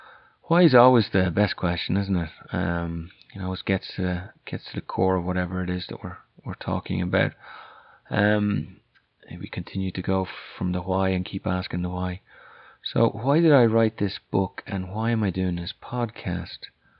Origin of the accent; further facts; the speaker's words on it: Ireland; accent: Irish; also born or lived in France; now in United States; And as you can probably guess from my accent, I'm Irish, although that'd probably be debated back in Ireland.